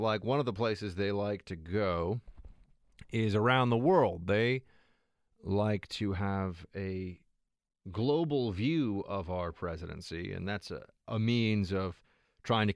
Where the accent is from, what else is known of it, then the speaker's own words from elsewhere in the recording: New York City, New York, United States; I'm from New York City